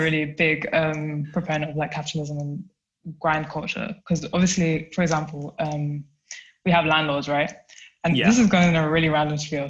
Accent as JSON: {"language": "English", "region": "London", "country": "United Kingdom", "moved": "yes", "lives_now": "Germany", "said": "I am from South London, but I live and work in a small town. Well, actually, it's a city, but it's really small in Germany."}